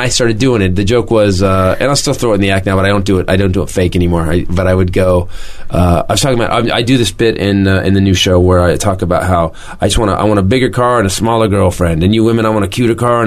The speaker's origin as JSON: {"language": "English", "town": "Fremont", "region": "California", "country": "United States", "tie": "born or raised there", "said": "my hometown, Fremont, California"}